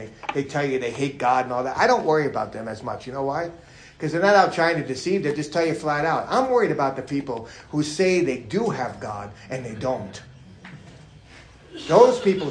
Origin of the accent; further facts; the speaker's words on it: New York, United States; being a New Yorker